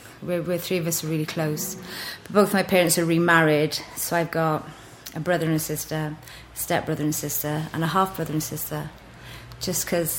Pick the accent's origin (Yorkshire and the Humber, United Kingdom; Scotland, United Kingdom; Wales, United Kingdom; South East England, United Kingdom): Wales, United Kingdom; Groeswen; I grew up in a little village called Groeswen, which probably had about 12 houses.